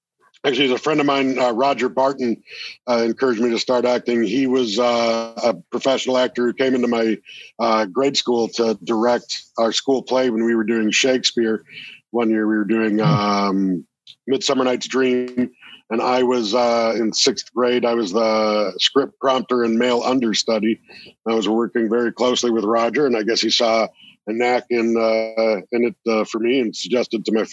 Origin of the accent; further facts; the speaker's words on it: Toronto, Ontario, Canada; I'm born and raised here. I grew up in Etobicoke, which is part of the GTA